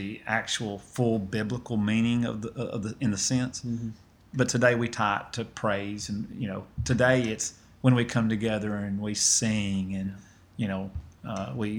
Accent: Lawrence County, Middle Tennessee, United States; now in Athens, United States; I'm actually from Middle Tennessee, in a county called Lawrence County that is on the border of Alabama.

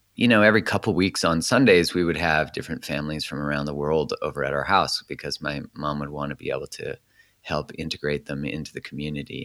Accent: Calgary, Alberta, Canada; so I grew up in Canada. I was born in Calgary

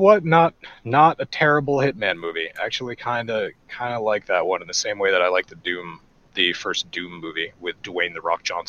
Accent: Ireland; It's okay for me to say these things because I'm Irish.

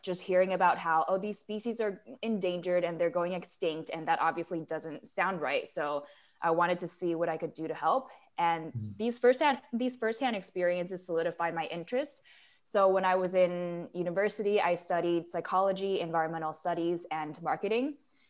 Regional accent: Taiwan; Yeah, so I'm a third culture kid. I was born and raised in Taiwan, but I sort of grew up in the city

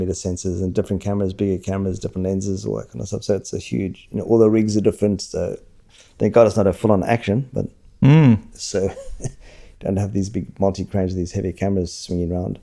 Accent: Australia; also born or lived in London; coming from Australia, working over there

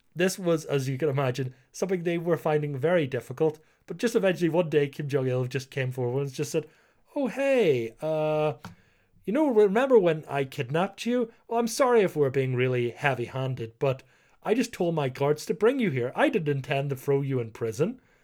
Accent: Ireland; being Irish

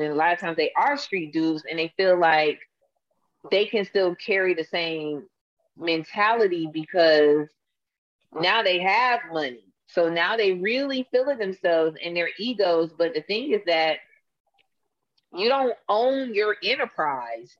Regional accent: Atlanta, Georgia, United States; I'm from Atlanta

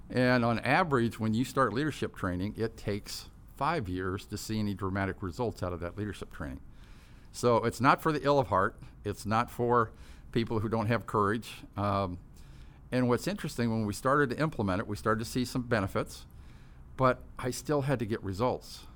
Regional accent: Tustin, California, United States; also born or lived in Fort Campbell, Kentucky / Midway City, California; we moved to Tustin, up in Orange County, and grew up there

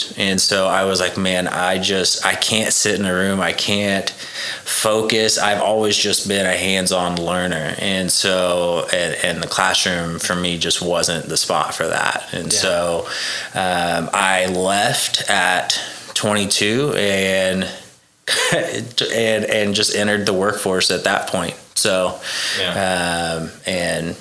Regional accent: Choctaw, Oklahoma, United States; I was born in Choctaw, Oklahoma

